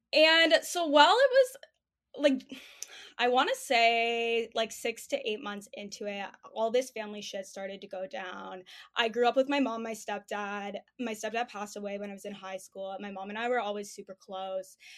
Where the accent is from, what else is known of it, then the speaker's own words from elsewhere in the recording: Toronto, Ontario, Canada; I'm twenty-four, I'm from Toronto